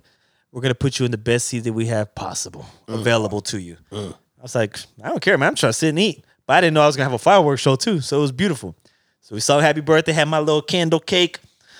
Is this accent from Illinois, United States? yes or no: yes; Chicago, Illinois, United States; moved away; I took my body out there to the good old Chi-Town. Back to my hometown.